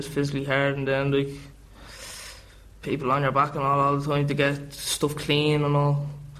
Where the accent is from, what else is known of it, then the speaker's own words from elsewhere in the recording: Swords, County Dublin, Ireland; I'm from Swords, and I'm 20 years old.